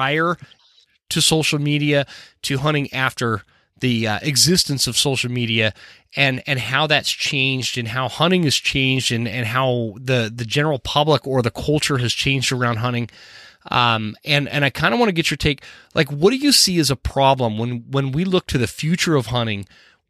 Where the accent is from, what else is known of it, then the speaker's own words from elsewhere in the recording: Utah, United States; moved away as an adult; I grew up in Utah